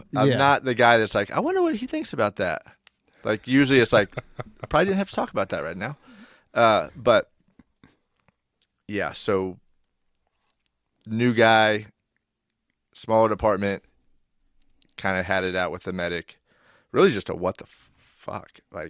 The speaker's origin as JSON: {"language": "English", "town": "Independence", "country": "United States", "tie": "born or raised there", "said": "I think the first, well, growing up in Independence, you see stuff."}